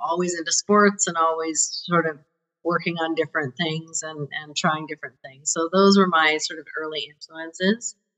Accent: Calgary, Alberta, Canada; I grew up in Calgary. So I'm a Calgary born and bred

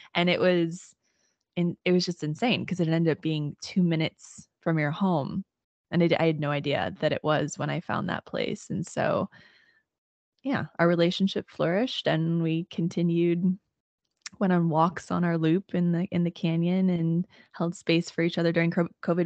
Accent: Southern Illinois, United States; I grew up in Illinois, in Southern Illinois, and grew up in a really small town

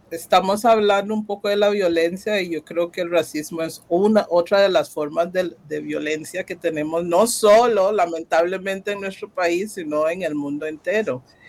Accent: Costa Rica; Yo soy costarricense

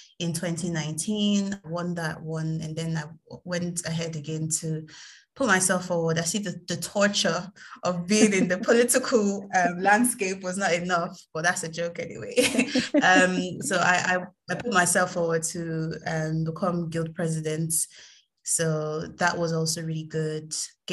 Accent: Nigeria; moved away as an adult; now in United Kingdom; I'm Nigerian, lived in Nigeria my whole life. And then in 2018, I came to the UK to study.

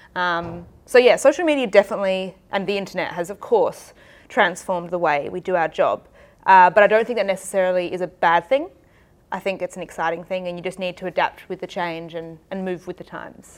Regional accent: Adelaide, South Australia, Australia; also born or lived in Manchester; worked in Adelaide, which is my hometown

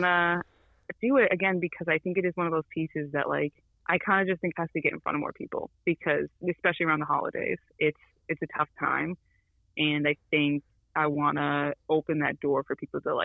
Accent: Worcester, Massachusetts, United States; now in Southbridge, United States; I'm from Worcester, but I don't live there anymore

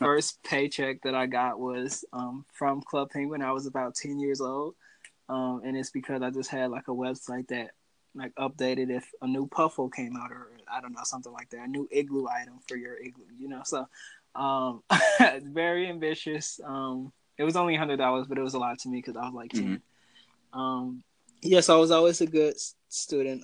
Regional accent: Milwaukee, Wisconsin, United States; I grew up in Milwaukee, Wisconsin, to a family of six

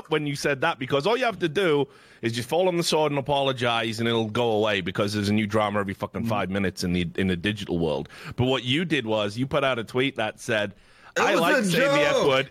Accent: United Kingdom; obviously being a Brit

